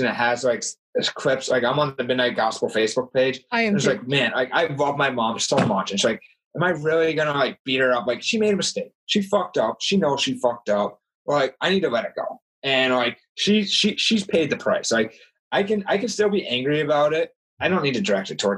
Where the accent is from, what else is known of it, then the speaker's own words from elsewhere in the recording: Vermont, United States; I grew up in Vermont, you know, 4 hours away from Ogdensburg